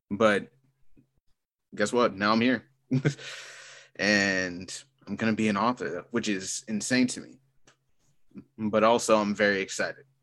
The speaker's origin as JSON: {"language": "English", "town": "San Francisco", "region": "California", "country": "United States", "moved": "as an adult", "lives_now": "Maryland, United States", "said": "I'm originally from San Francisco, uh, moved to Maryland over a decade ago"}